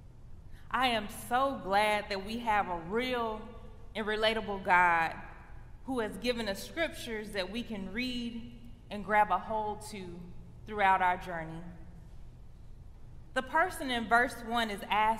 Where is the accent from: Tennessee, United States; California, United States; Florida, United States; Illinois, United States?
Illinois, United States; Chicago; now in Michigan, United States; I'm from the Chicago area